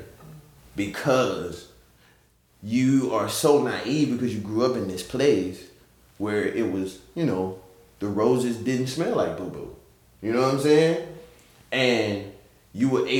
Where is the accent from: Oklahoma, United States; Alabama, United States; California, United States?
Alabama, United States; Selma; now in San Diego, United States; growing up in Selma, mostly, like, black